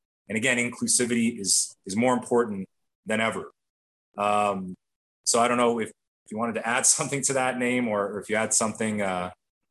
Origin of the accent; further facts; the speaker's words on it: Canada; growing up in Canada